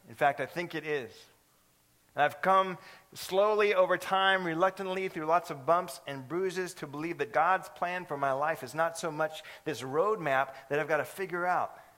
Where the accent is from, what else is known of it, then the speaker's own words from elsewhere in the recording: California, United States; moved away; I'm from California